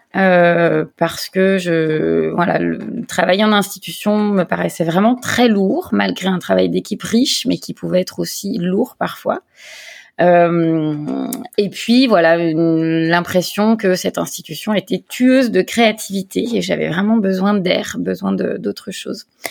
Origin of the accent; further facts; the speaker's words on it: Lyon, Auvergne-Rhône-Alpes, France; moved away as an adult; now in Provence, France; je suis lyonnaise d'origine